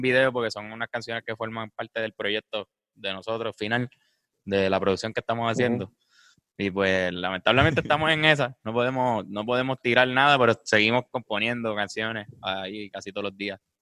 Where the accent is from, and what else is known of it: Puerto Rico